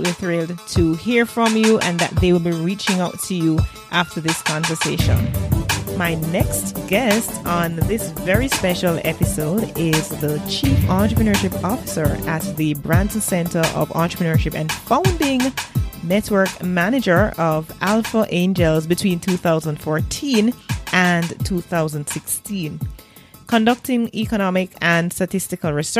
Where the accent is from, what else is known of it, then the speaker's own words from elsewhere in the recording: Jamaica; I'm Jamaican, I'm woman